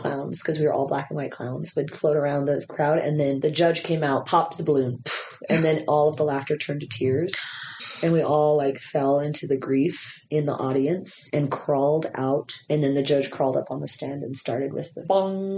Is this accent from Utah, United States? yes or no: yes; Utah, United States; my hometown